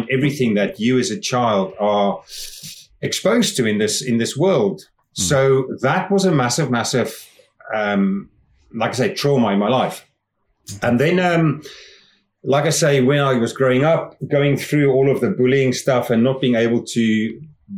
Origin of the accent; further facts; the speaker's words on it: South Africa; moved away as an adult; also born or lived in England; now in Scotland, United Kingdom; where I grew up in South Africa